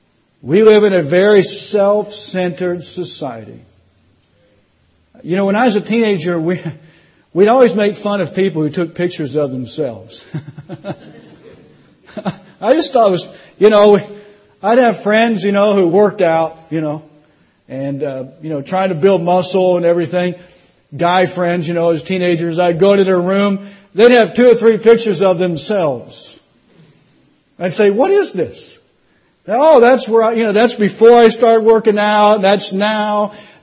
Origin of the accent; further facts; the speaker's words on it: Indiana, United States; now in Florida, United States; I'm not from Tennessee. I don't want to speak like a southerner. Y'all know what I'm talking about, right? I'm from Indiana. I'm a Yankee. I moved to Florida, which is a northern state.